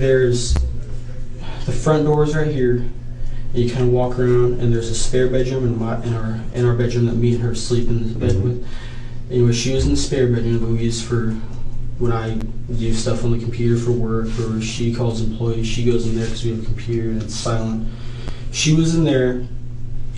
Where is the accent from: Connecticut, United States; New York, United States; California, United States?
California, United States; Eureka; moved away; We're both from Humboldt County